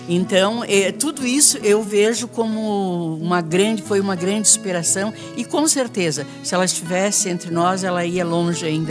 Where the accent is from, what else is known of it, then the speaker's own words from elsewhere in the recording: Rio Grande do Sul, Brazil; moved away; eu sou do Rio Grande do Sul, lá nas fazendas de lá, é. perto dos Quênios, que eu nasci a 15 quilômetros lá dos Quênios